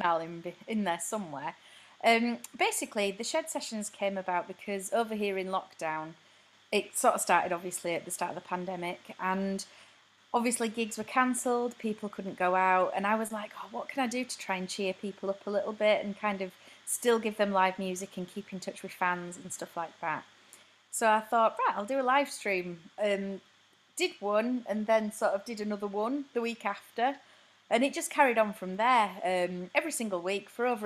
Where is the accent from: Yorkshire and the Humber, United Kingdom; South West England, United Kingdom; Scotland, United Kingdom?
Yorkshire and the Humber, United Kingdom; Bradford; moved away as an adult; now in Cambridge, United Kingdom; I was up north in Bradford, my hometown